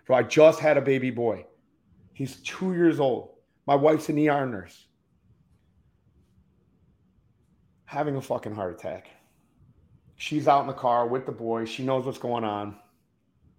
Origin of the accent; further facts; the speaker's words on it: Detroit, Michigan, United States; moved away as an adult; also born or lived in Key West, Florida; I'm from Detroit. I come from a fucking horribly violent fucking background